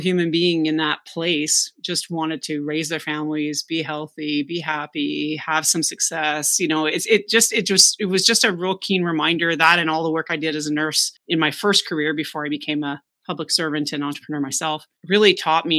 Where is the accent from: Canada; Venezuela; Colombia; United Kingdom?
Canada; also born or lived in West Palm Beach, Florida; I'm Canadian